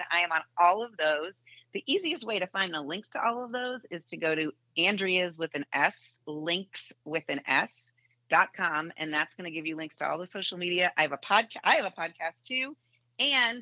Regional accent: Boston, Massachusetts, United States; now in Indianapolis, United States; I grew up in Boston.

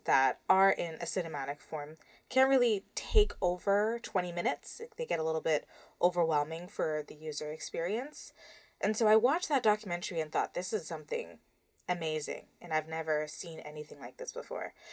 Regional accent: Toronto, Ontario, Canada; my hometown of Toronto

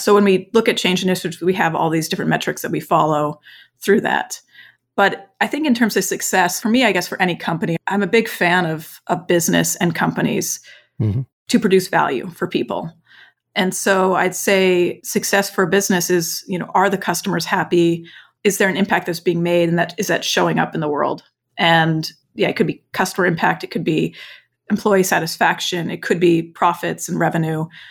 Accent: Vermont, United States; also born or lived in East Coast / West Coast / China; now in Houston, United States; growing up in Vermont on a farm, and then I lived on kind of the East Coast and the West Coast, either before and after China, before coming to Houston.

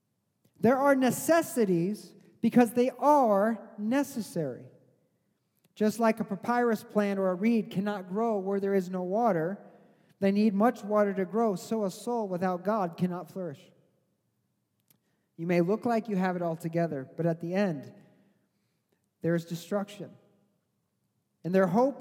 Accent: Missouri, United States; I grew up in Missouri

